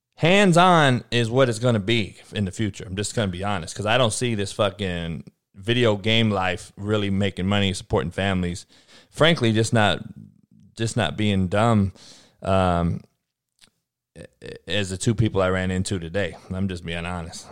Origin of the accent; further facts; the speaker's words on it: California, United States; moved away; I'm from Cali. I am Cali. From Cali.